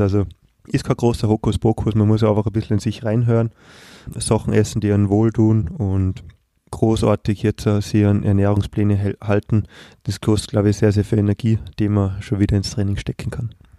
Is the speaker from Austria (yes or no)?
yes; Austria; wir als Österreicher